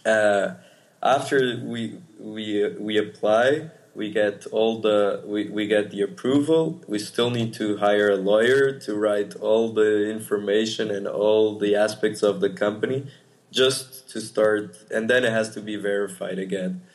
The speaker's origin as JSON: {"language": "English", "country": "Portugal", "moved": "yes", "said": "I'm from Portugal"}